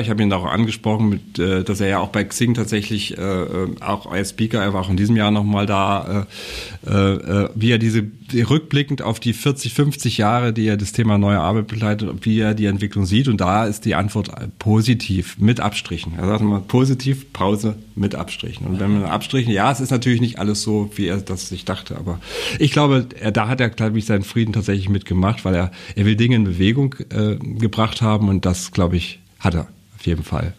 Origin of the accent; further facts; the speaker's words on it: Mühlhausen, Thuringia, Germany; moved away as an adult; now in Mecklenburg-Vorpommern, Germany; ich bin ja gebürtiger Mühlhäuser